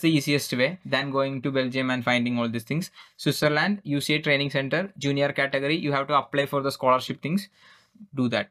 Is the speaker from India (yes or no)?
yes; Kerala, India; English is a second language; I am just gone from Kera, Kerala, India. I don't even speak English